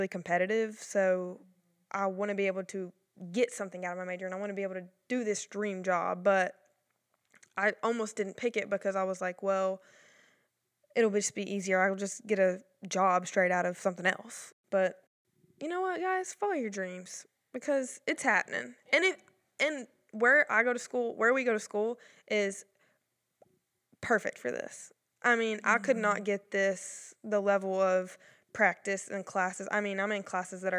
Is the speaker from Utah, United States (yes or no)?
no; Henderson, Tennessee, United States; I'm from Henderson, Tennessee